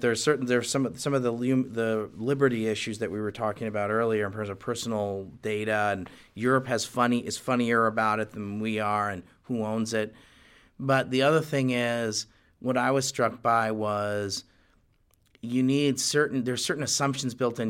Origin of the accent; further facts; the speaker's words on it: United States; as an American and someone who's in the Bush administration